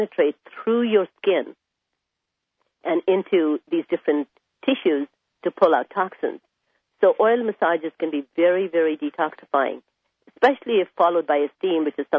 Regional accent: India; moved away; I was raised in India

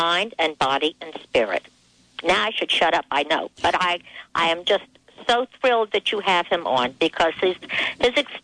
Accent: East Coast, United States; I'm from the East Coast, and we are very fast over here

